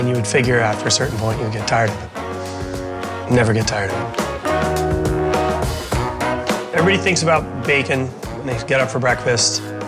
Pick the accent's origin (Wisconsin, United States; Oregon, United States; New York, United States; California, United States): California, United States; San Francisco; San Francisco, my hometown